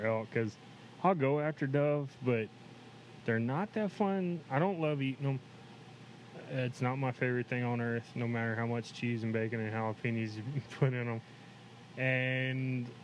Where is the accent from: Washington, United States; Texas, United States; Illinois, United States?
Texas, United States; Axtell; we grew up in Axtell